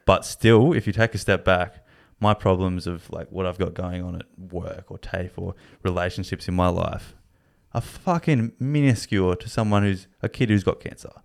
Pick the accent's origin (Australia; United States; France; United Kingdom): Australia; being Australian